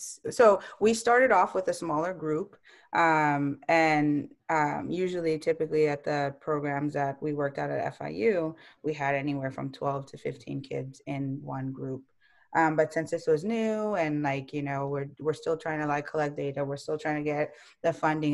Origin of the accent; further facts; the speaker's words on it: Costa Rica; born there; I was born in Costa Rica. My parents were doing medical school there.